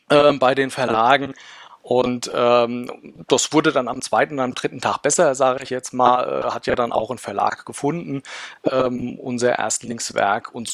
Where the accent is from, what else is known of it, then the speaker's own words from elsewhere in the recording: Rhineland-Palatinate, Germany; ich komme aus dem schönen Rheinhessen, äh, wohne ein bisschen südlich von Mainz, für den Leuten, denen es nichts sagt, äh, im schönen Schwabsburg, kleiner Ort äh, hier am Rhein.